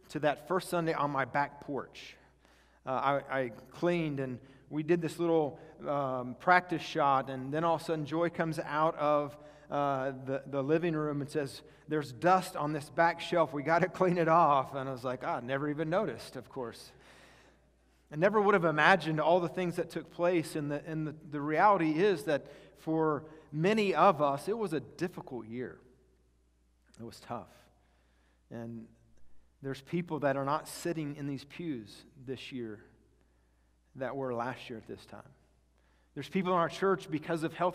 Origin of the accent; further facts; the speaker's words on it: Kansas, United States; I grew up mostly in Kansas